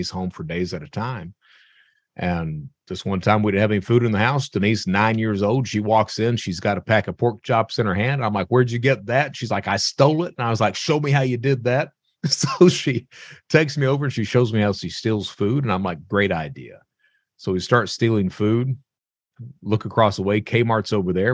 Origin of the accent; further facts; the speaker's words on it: Eastern Kentucky, United States; I'm from Eastern Kentucky, and Eastern Kentucky is one of these areas